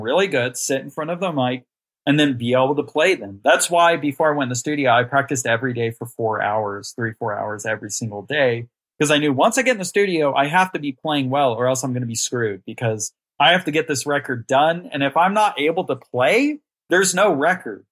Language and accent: English; Amarillo, Texas, United States; I'm from Amarillo, Texas, born and raised here. I've only lived in Texas.